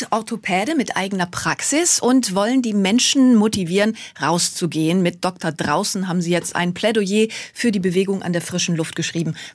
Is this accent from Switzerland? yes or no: no; North Rhine-Westphalia, Germany; Ja, ich bin auch in Sauerland groß geworden. Da bin ich im Grunde auf dem Fahrrad aufgewachsen.